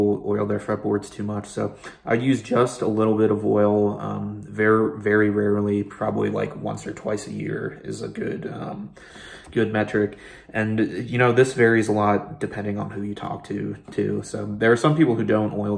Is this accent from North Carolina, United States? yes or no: no; Pennsylvania, United States; moved away; my home state of Pennsylvania